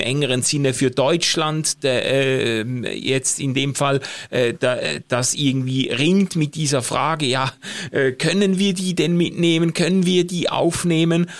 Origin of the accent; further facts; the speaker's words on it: Switzerland; als Schweizer